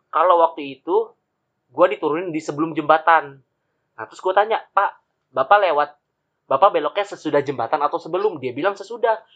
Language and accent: Indonesian; Tangerang, Banten, Indonesia; kalau kita orang Tangerang ya kan.